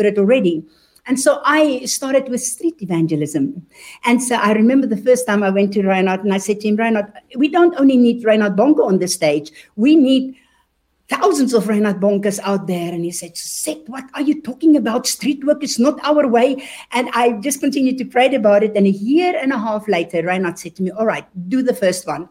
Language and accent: English; South Africa; now in Germany; you can hear from my accent. I am actually a born South African, but I am German. And so I grew up in South Africa. And until we eventually moved to Germany